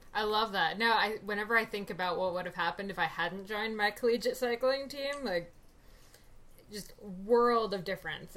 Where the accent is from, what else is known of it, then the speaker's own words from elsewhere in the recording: New Jersey, United States; growing up in New Jersey, I wasn't an active kid